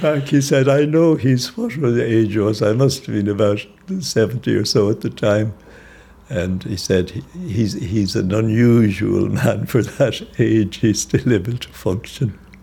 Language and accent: English; Ireland; moved away as an adult; now in Zambia; I was working as an Irishman.